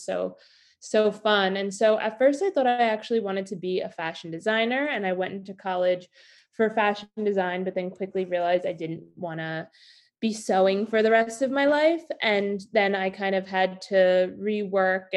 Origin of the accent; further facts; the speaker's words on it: New York, United States; I'm from New York originally